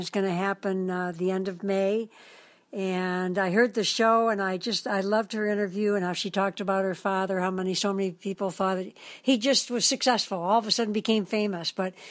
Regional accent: Detroit, Michigan, United States; now in Hawaii, United States; when I was in Detroit, my hometown.

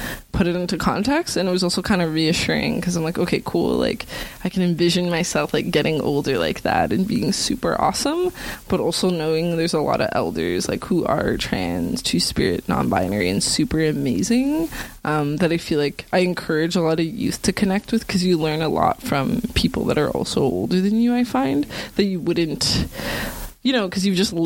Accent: Greater Toronto Area, Ontario, Canada; also born or lived in Newmarket; now in Toronto, Canada; I was born in Toronto, but then in high school and stuff, like for all of high school, so from grade 7 to like grade 12, like I was living in Newmarket

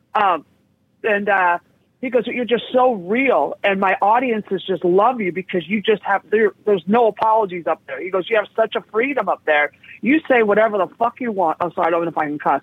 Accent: San Francisco, California, United States; also born or lived in West Hollywood / Hell's Kitchen, New York; now in New York, United States; I grew up in San Francisco

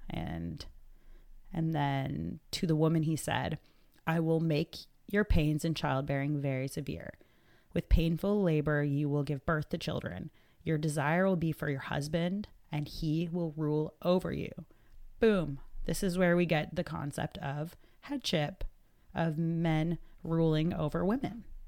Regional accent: Atlantic Canada, Canada; we're from Atlanta, Canada

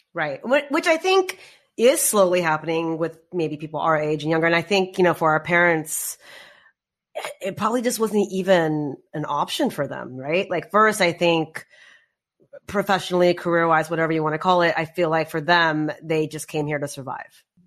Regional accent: United States; We grew up here

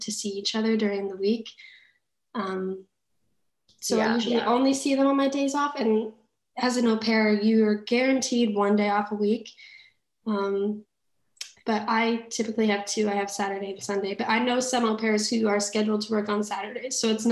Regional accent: Colorado, United States; moved away as an adult; now in France; I was from Colorado

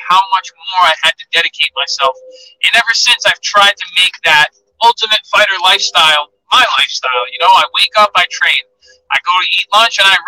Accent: Massachusetts, United States; a kid from a small town in Massachusetts just outside of Boston

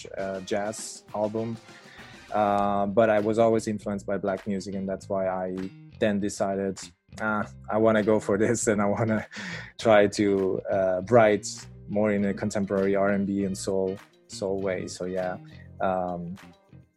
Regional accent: Italy; moved away as an adult; also born or lived in Switzerland; now in Netherlands; I was born in Switzerland and I grew up in Italy.

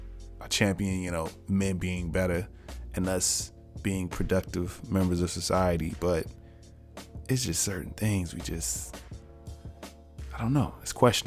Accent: United States; being African American

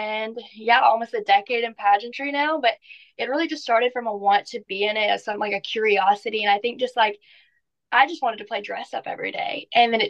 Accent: Natchez, Mississippi, United States; I'm 19 years old. I'm from Natchez, Mississippi, and I'm just a normal teenage girl that had a big dream.

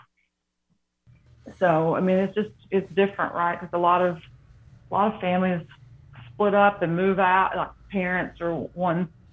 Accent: Farragut, Tennessee, United States; also born or lived in Harrogate, Tennessee; We moved from Harrogate, Tennessee

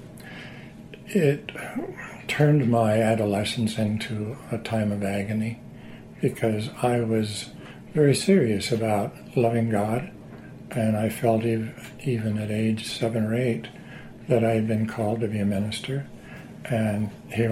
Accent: Southern Oregon, United States; also born or lived in Missouri; We moved from Missouri to Southern Oregon

